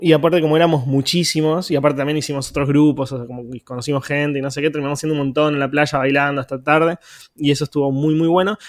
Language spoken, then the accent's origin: Spanish; Quilmes, Buenos Aires Province, Argentina; Quilmes, que es de donde soy